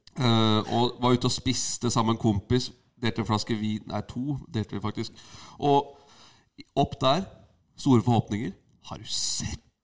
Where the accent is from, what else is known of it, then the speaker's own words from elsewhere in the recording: Asker, Akershus, Norway; Jeg er fra Asker